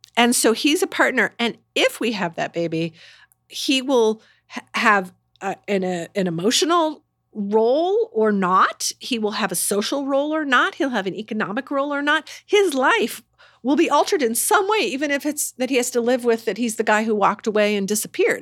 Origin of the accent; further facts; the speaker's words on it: Indiana, United States; moved away; I'm from Indiana